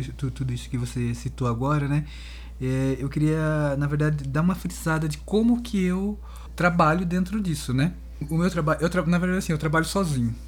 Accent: Sorocaba, São Paulo, Brazil; moved away as an adult; now in Campinas, Brazil; eu sou de Sorocaba, né? Mas eu tô em Campinas já faz, sei lá, uns 28 anos mais ou menos

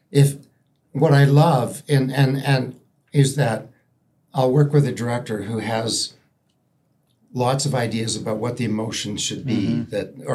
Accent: Toronto, Ontario, Canada; born or raised there; moved away; also born or lived in England

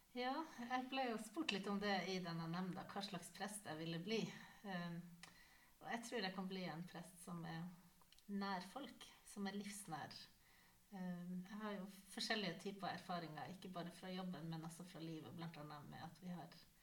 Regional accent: Northern Norway, Norway; moved away; also born or lived in Nesset; Jeg vokste opp i Nord-Norge

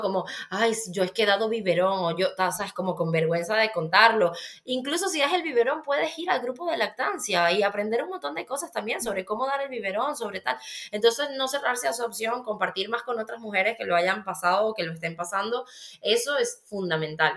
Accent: Venezuela; now in Spain; yo soy venezolana, la gente que no me conoce, pues ya lo va a saber, igual por mi acento. Y claro, viniendo de Venezuela

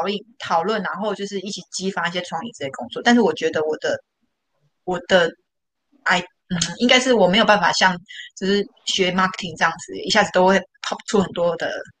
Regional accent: Taiwan; 哎，我跟你讲，台湾好的一点就是我们台湾人真的超有 idea 的，

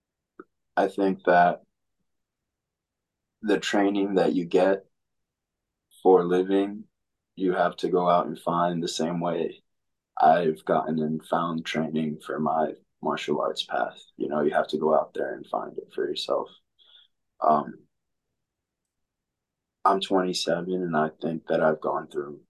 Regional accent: New York City, New York, United States; moved away as an adult; also born or lived in Dominican Republic / Long Island / Florida; I'm from the Dominican Republic. I grew up in New York City

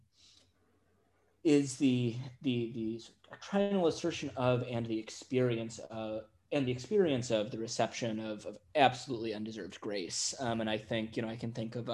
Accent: Chicago, Illinois, United States; I grew up in the Chicago area, so in the sort of Midwestern United States.

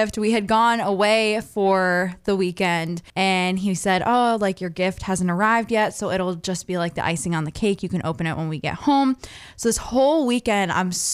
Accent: Maine, United States; Still in my hometown.

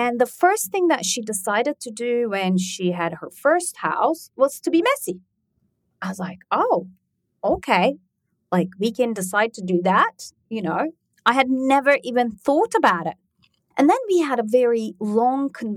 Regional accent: Turkey; moved away; I grew up in Turkey

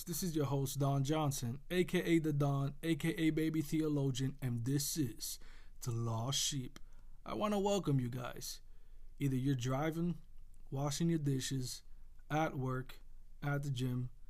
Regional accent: Puerto Rico; I grew up in Puerto Rico

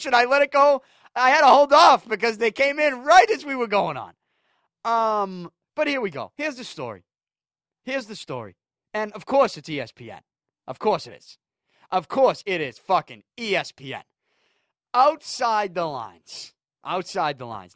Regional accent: New England, United States; I'm from New England.

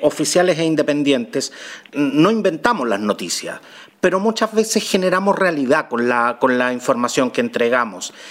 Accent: Chile

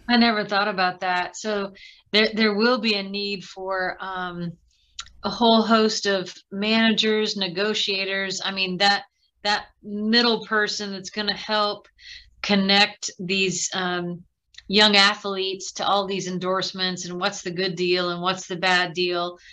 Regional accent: Midwest, United States; two kids growing up in the Midwest

